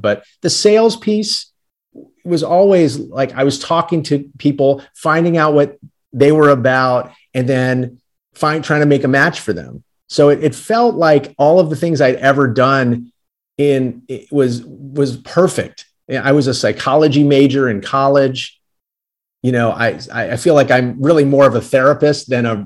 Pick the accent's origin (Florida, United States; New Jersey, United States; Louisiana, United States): Louisiana, United States; New Orleans; now in New York City, United States; I didn't grow up in New York. I grew up in New Orleans, Louisiana